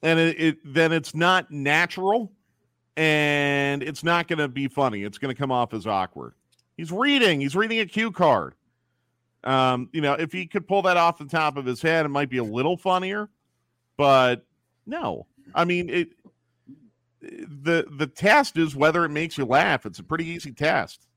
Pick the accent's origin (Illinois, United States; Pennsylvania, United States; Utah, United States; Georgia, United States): Pennsylvania, United States; Philadelphia; moved away; I grew up in Philadelphia